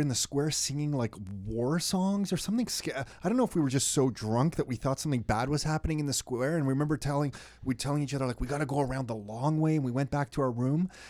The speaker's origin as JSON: {"language": "English", "country": "Canada", "said": "we're from Canada"}